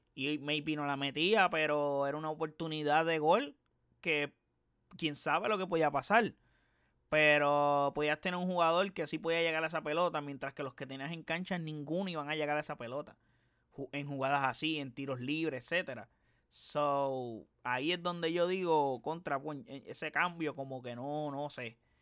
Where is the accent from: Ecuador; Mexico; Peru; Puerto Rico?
Puerto Rico; Yo no soy argentino, soy puertorriqueño